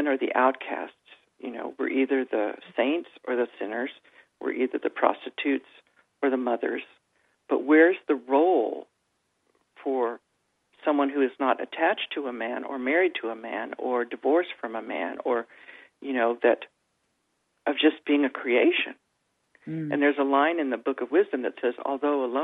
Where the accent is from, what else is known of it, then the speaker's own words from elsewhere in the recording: Texas, United States; I'm from Texas, you know, and I had horses and everything